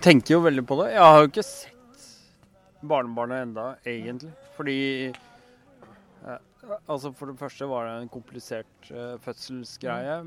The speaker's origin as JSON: {"language": "Norwegian", "country": "Norway", "said": "vi som er norske"}